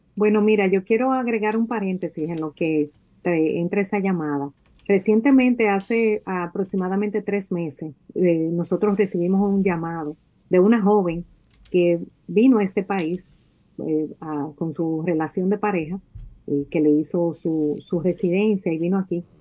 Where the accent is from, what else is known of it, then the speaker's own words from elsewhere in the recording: Dominican Republic; moved away as an adult; now in United States; tengo seis años que salí de mi país Salí físicamente, pero ciertamente mi corazón, mi alma pertenecen a, mi tierra y de alguna manera nosotros como dominicanos que estamos en el exterior